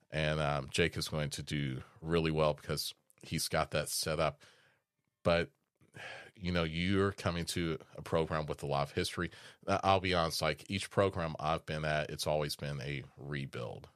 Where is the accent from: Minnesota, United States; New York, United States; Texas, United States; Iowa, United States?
Iowa, United States; Des Moines; moved away; I was born in Des Moines, Iowa